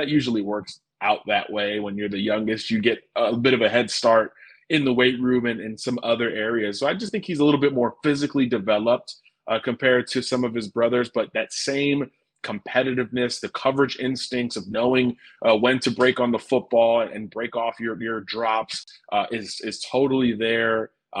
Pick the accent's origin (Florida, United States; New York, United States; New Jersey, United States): Florida, United States; I'm a Floridian, so I'm going to go to my home state and look at, well, Indiana always recruits my home state plenty